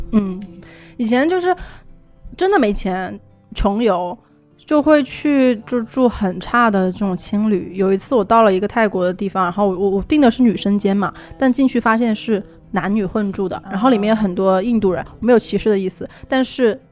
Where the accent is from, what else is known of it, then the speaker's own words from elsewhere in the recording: a small town below Emei, Sichuan, China; moved away; 小时候我是来自一个很小镇， 很小很小的镇， 就是峨眉下面的一个地方， 小时候在那边长大过一段时间